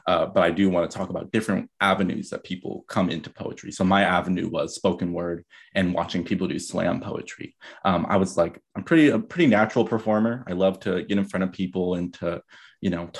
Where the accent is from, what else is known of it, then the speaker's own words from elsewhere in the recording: San Diego, California, United States; moved away as an adult; also born or lived in Bay Area, California / East Oakland, California; now in New York, United States; I'm from San Diego, California